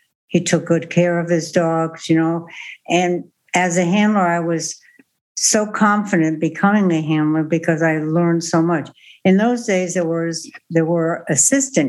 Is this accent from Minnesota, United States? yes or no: no; Connecticut, United States; moved away; I'm originally from Connecticut